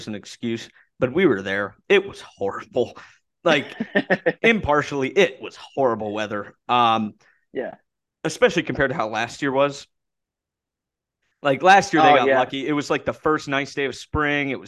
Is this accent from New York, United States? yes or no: no; Columbus, Ohio, United States; moved away as an adult; now in Morgantown, United States; I'm a guy from Columbus